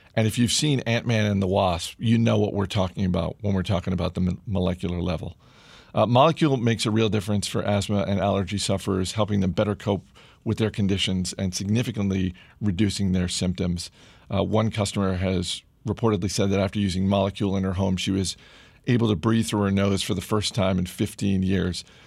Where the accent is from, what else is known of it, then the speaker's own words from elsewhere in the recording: Maine, United States; someone who grew up in Maine